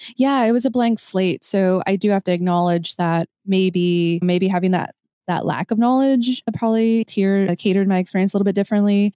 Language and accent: English; United States; my Mexican-American experience